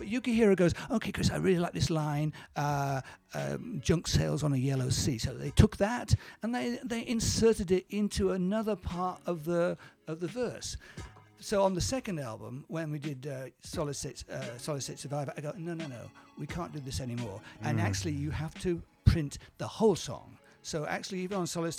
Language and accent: English; United Kingdom; moved away as an adult; now in Tokyo, Japan; I am so British